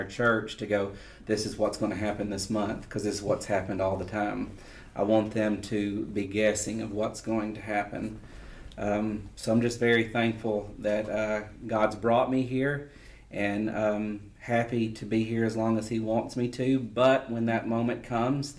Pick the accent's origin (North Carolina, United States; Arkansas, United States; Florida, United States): Arkansas, United States; Magnolia; moved away as an adult; now in Conway, United States; I grew up in Magnolia all my life, and then to move out of Conway when I was 33 years old